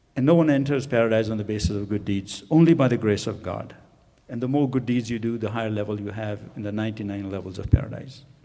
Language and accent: English; Pakistan; moved away as an adult; also born or lived in India / England; now in United States; I was born in India, and my pa parents migrated to Pakistan right after the partition of India into uh, India and Pakistan. So I grew up in Pakistan